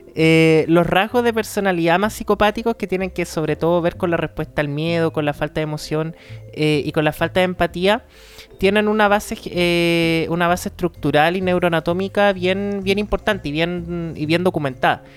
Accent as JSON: {"language": "Spanish", "region": "Antofagasta", "country": "Chile", "moved": "yes", "lives_now": "Santiago, Chile", "said": "yo soy de Antofa"}